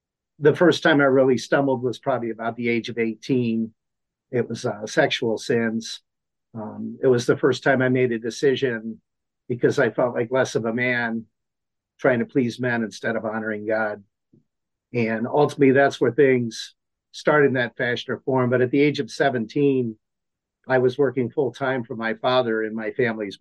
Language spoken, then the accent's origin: English; Akron, Ohio, United States; also born or lived in Cuyahoga Falls, Ohio; born and raised in Akron, Ohio. Actually, I spent my younger years in Cuyahoga Falls